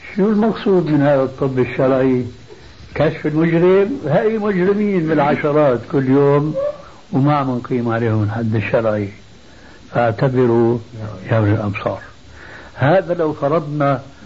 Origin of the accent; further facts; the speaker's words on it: Syria; عندنا بسوريا